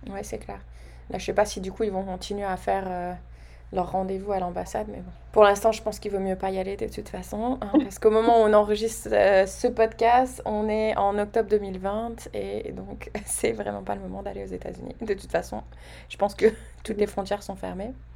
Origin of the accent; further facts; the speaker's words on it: France; nous Français, on a toujours au début, on a peur de notre accent